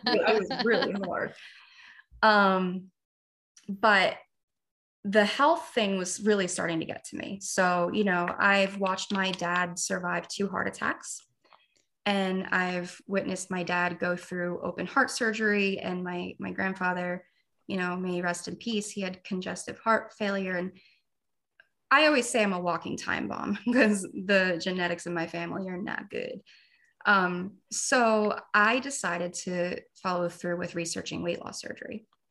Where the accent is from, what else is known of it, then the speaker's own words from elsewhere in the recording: New Jersey, United States; moved away as an adult; now in Florida, United States; I'm 30 years old, born and raised in New Jersey. I just moved to Florida a month ago